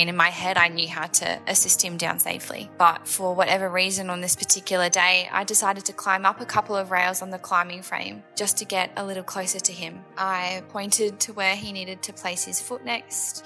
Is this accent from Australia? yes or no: yes; Adelaide, South Australia, Australia; I'm from Adelaide in South Australia